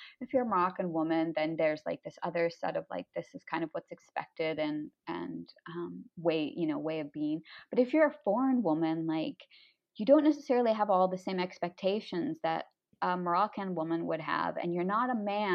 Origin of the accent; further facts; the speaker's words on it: United States; moved away; being American